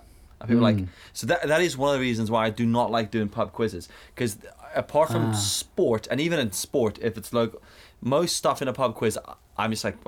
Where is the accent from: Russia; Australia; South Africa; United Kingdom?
South Africa; moved away; I grew up in South Africa where we learnt about shit the South African way